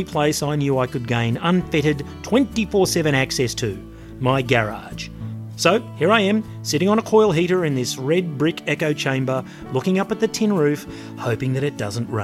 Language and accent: English; Australia; I'm from Australia